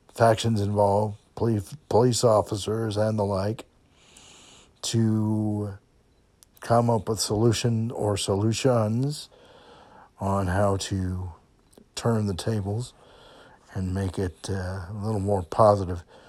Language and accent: English; Kenosha, Wisconsin, United States; moved away; I grew up in Kenosha